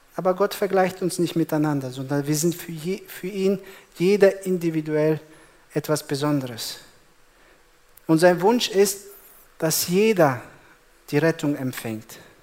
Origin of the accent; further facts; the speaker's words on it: Germany; bei uns in Deutschland